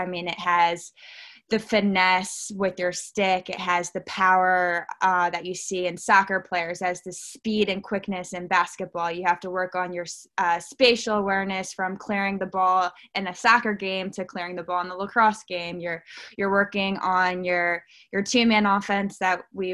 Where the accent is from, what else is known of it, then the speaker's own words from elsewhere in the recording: Baltimore, Maryland, United States; I am born and raised a Baltimore, Maryland girl